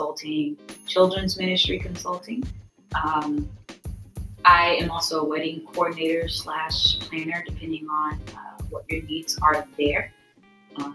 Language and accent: English; Edmond, Oklahoma, United States; I'm from Edmond.